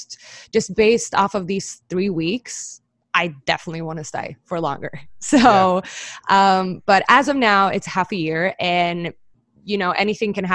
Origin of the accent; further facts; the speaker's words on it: island outside Stockholm, Stockholm County, Sweden; I'm from Stockholm, but I grew up on a little like tiny island outside of Stockholm, like 2 hours outside